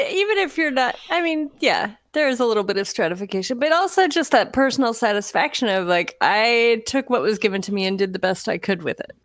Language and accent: English; Florida, United States; moved away; I grew up in Florida